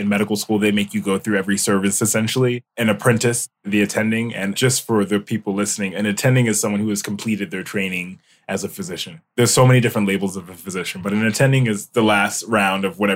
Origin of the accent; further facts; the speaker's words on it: Mount Vernon, New York, United States; moved away as an adult; also born or lived in Binghamton, New York; now in Los Angeles, United States; I'm from New York. I grew up in Westchester, New York, in a small community called Mount Vernon.